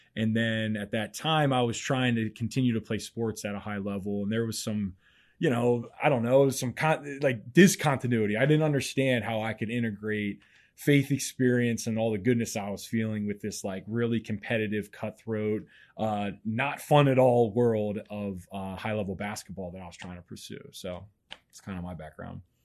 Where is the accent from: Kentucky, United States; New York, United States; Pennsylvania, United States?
Pennsylvania, United States; Mechanicsburg; I grew up in Mechanicsburg, Pennsylvania